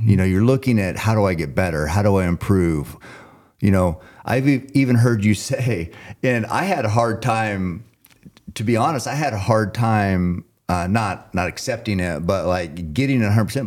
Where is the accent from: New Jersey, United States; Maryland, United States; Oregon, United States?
Oregon, United States; I'm from Oregon